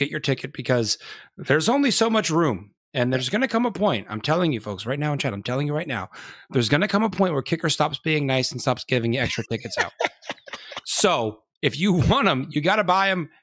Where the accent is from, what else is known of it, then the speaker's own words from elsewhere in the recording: Edinboro, Pennsylvania, United States; moved away as an adult; also born or lived in Maryland; now in Alabama, United States; I was originally from Northwestern Pennsylvania, like Edinburgh